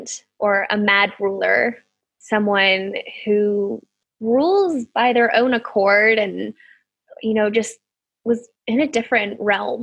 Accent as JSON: {"language": "English", "country": "United States", "said": "I'm American"}